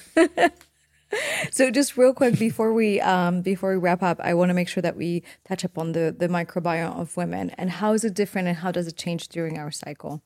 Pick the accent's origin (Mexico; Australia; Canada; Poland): Poland; moved away; growing up in Poland